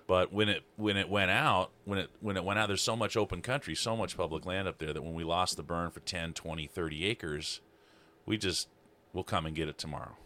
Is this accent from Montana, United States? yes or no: yes; Libby, Montana, United States; also born or lived in North Carolina; up in Libby, I'm from Libby.